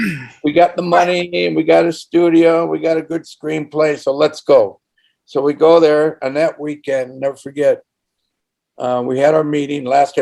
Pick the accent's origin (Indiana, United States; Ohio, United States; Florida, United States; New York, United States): Indiana, United States; I'm from Indiana.